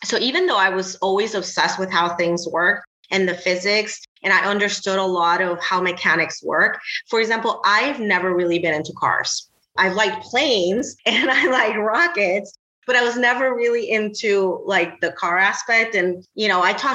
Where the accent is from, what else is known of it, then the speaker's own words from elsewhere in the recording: Puerto Rico; English is a second language; moved away as an adult; also born or lived in the South / the Southwest; now in Cleveland, United States; I was born and raised in Puerto Rico